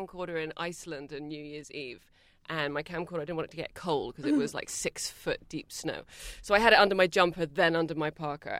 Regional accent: London, United Kingdom; I'm from London.

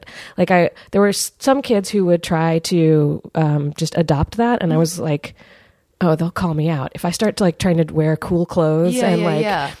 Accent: Richmond, Virginia, United States; moved away; I grew up in Richmond, Virginia

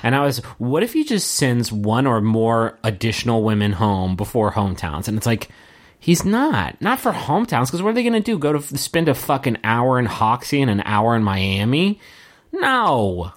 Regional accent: Huntington, West Virginia, United States; when I was growing up in West Virginia and I, I in, in in Huntington

